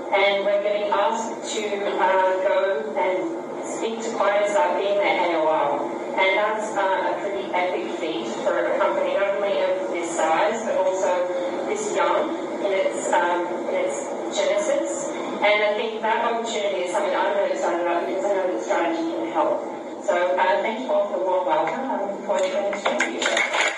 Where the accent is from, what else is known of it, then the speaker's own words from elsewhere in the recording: Australia; I'm Australian.